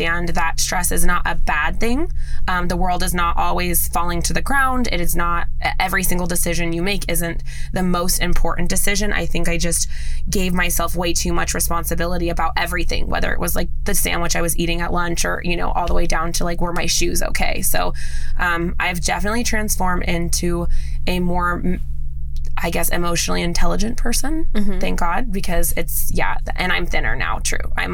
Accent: Las Vegas, Nevada, United States; I am a native born Las Vegas girl. So I was born and raised in Las Vegas, Nevada.

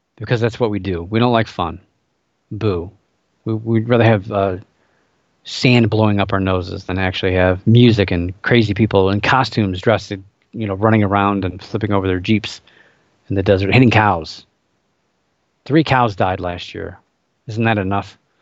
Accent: Cleveland, Ohio, United States; my hometown, Cleveland Indians

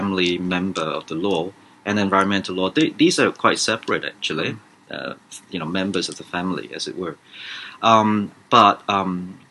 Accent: Hong Kong; moved away; also born or lived in Vietnam / United States; when I was a kid growing up in Hong Kong many, many years ago

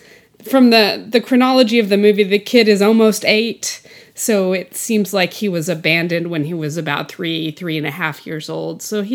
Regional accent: Texas, United States; also born or lived in Arkansas; I was born in Arkansas, but grew up in Texas.

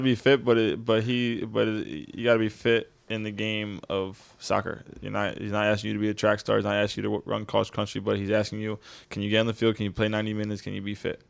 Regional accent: New Jersey, United States; growing up in Jersey, like, I'm not gonna lie, growing up, we were playing ball on the street

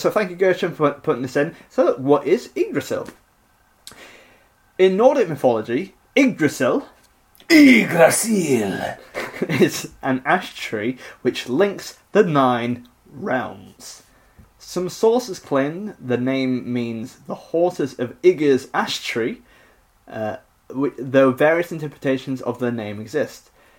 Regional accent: Nottingham, East Midlands, United Kingdom; I'm from Nottingham.

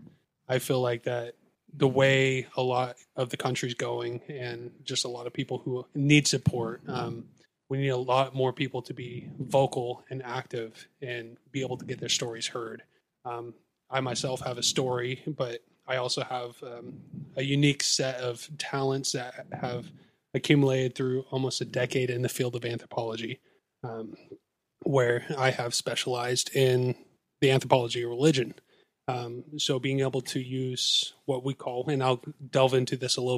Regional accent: Olympia, Washington, United States; also born or lived in Seattle, Washington; I was raised in the Northwest

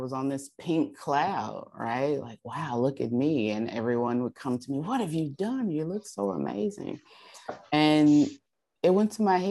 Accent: Alaska, United States; And so I spent my time there in Alaska. I went back to my hometown where I was born and raised and my family was there.

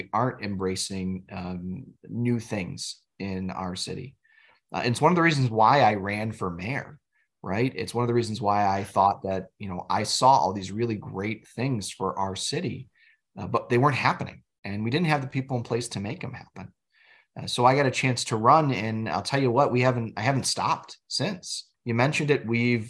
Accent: New York, United States; No, Western New Yorkers typically don't identify as part of this region, right? In fact, most of the time, we get people that think we're just from New York City, as you had

